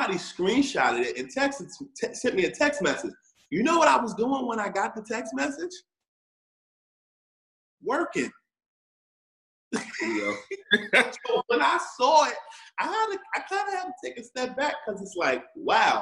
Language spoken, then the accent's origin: English; New Jersey, United States; also born or lived in New York City; I am originally from New Jersey, but grew up in both Jersey and New York City, and have family in both. I live in New Jersey currently